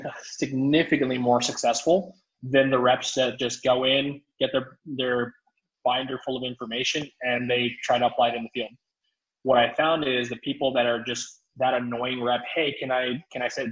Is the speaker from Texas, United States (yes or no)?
yes; South Texas, United States; So my hometown just got devastated by Hurricane Hannah.